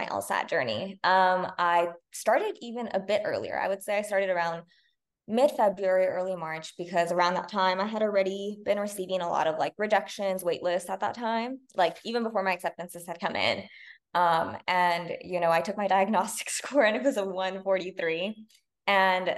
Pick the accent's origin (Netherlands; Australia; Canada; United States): United States; La Puente, California; I'm from La Punta, California, which is a pretty small town in LA County, like very outskirts of LA County.